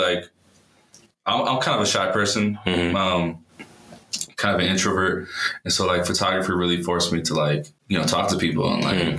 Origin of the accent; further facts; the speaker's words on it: Lompoc, California, United States; also born or lived in Los Angeles, California; now in Denver, United States; I'm from California originally. Yeah. You know, born in LA, raised in a town called Lompoc.